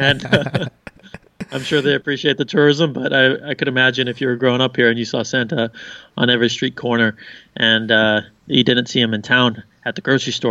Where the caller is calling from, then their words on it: Rovaniemi, Lapland, Finland; I am in Rovaniemi, Finland, which is about an hour north of Helsinki.